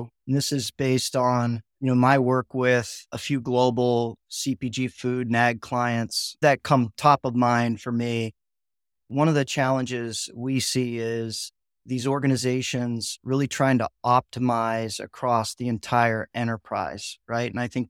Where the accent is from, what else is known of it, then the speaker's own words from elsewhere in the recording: Ohio, United States; I grew up in Northeastern Ohio, where my parents both worked in the factory, right?